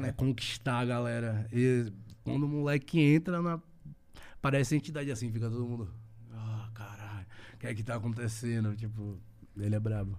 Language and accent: Portuguese; Northeast Region, Brazil; é de onde eu venho